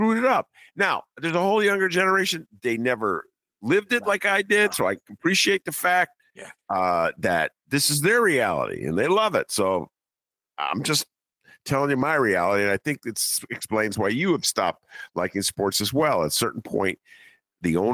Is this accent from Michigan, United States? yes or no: no; Evanston or Roseland, Illinois, United States; when we're little kids growing up in Evanston or in Roseland